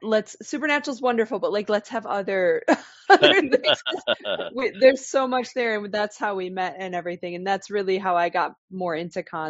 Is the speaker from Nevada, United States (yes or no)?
no; Wisconsin, United States; I am originally from Wisconsin